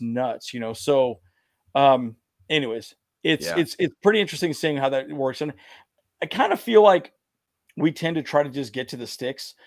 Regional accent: Santee, California, United States; moved away; we grew up in Santee

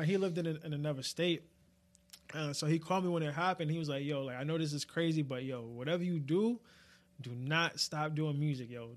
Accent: New York, United States; being a New Yorker

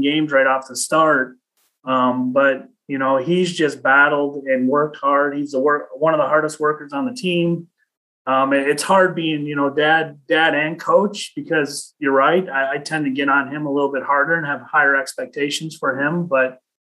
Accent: Detroit, Michigan, United States; I grew up playing hockey in Detroit

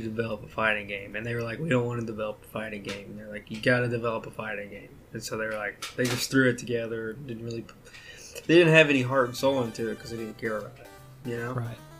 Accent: Loudon, Tennessee, United States; also born or lived in Philadelphia, Tennessee; growing up in Loudon and Philadelphia

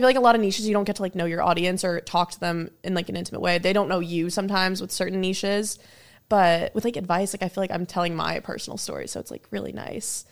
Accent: New Jersey, United States; now in Los Angeles, United States; I was a little girl in New Jersey

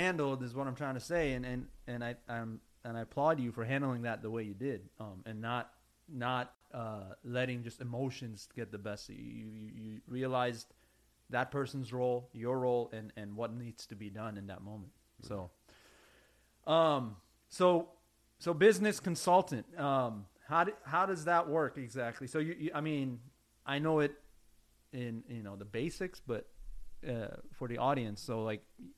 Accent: Gaithersburg, Maryland, United States; moved away; I grew up in Maryland

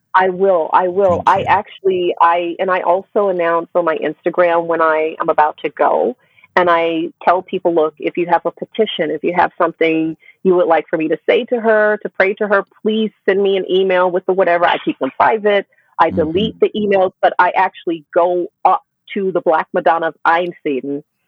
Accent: Memphis, Tennessee, United States; now in Ticino, Switzerland; growing up in Memphis, it was, you know, it was a segregated town

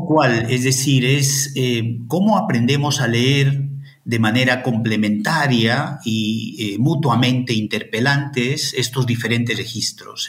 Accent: Ayacucho, Peru; moved away as an adult; also born or lived in Madison, Wisconsin, United States; now in Santiago, Chile; yo soy de Ayacucho

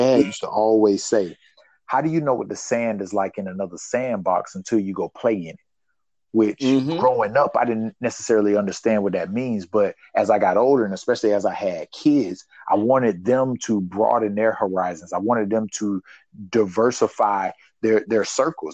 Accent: Florida, United States; also born or lived in Kentucky; born and raised in Florida, it's the melting pot.

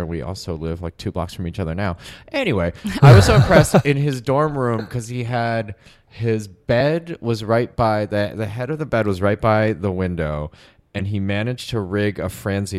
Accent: Ann Arbor, Michigan, United States; moved away; I grew up in Ann Arbor, Michigan, so it's a college town

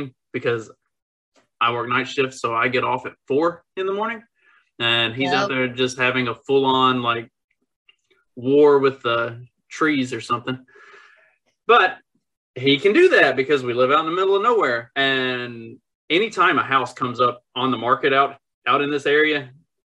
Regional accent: Indiana, United States; I'm from Indiana

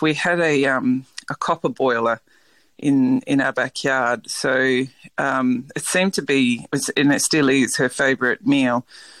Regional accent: Western Australia, Australia; So I grew up in the Swan Valley with a big family, and it's a very warm climate.

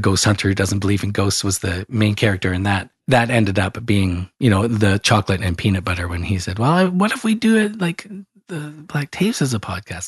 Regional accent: Calgary, Alberta, Canada; where I grew up in Calgary, Alberta, Canada.

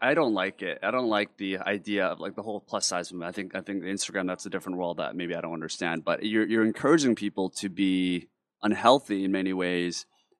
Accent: South Korea; moved away; particularly growing up in Korea

